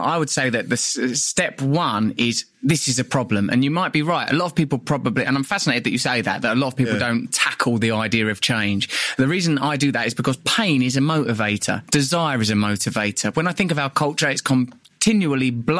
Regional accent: Essex, East of England, United Kingdom; you're growing up in Essex in the 70s and 80s

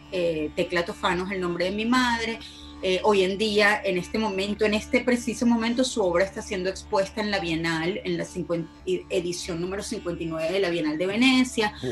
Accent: Caracas, Capital District, Venezuela; Yo nací en Caracas, en la clínica Luis Racetti

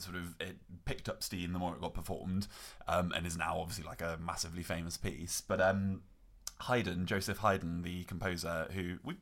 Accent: United Kingdom; we're British

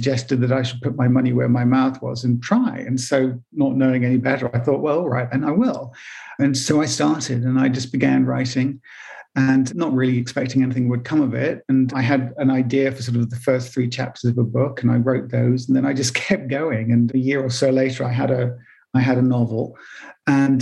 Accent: England, United Kingdom; I'm English and I didn't go to New York until I was in my 20s

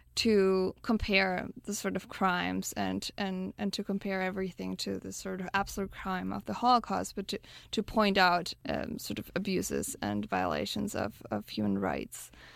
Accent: Berlin, Germany; moved away; I grew up in Berlin

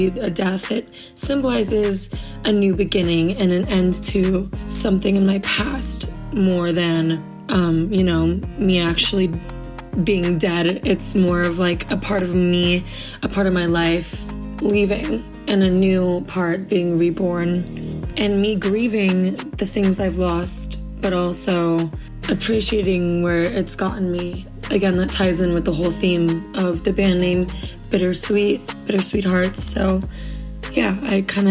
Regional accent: California, United States; born and raised in California, and I live in LA.

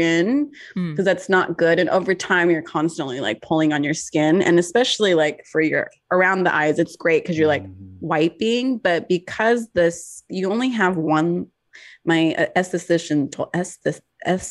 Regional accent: California, United States; I'm from California

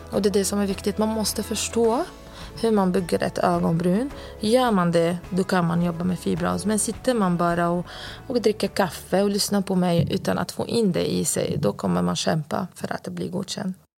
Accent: Lebanon; moved away as an adult; now in Sweden; jag kom från Libanon 2004 och då var jag 19 år.

